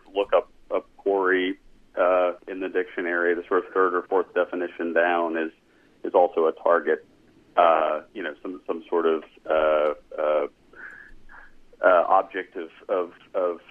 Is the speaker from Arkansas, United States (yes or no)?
yes; Arkansas, United States; We're both from the South. I'm from Arkansas.